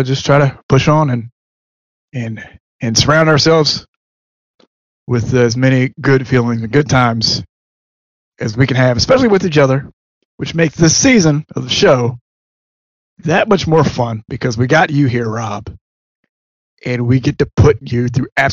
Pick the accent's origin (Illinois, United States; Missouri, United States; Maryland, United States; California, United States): Maryland, United States; I'm from Maryland. I pronounce things differently.